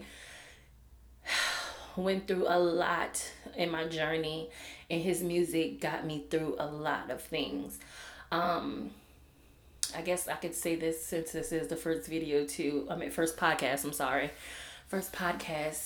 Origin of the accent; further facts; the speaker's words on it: New Orleans, Louisiana, United States; Growing up in New Orleans